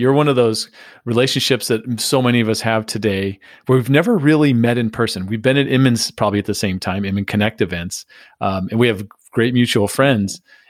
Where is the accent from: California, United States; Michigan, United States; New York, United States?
California, United States; San Diego; I grew up in San Diego.